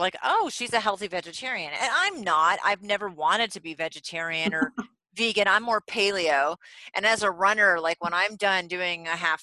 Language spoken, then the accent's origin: English; Vermont, United States; I am from Vermont